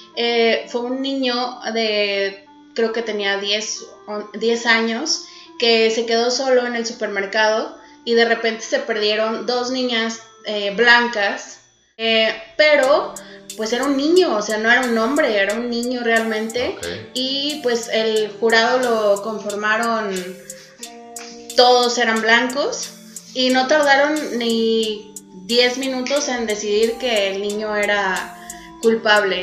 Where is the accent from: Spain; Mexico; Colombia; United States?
Mexico; soy mexicana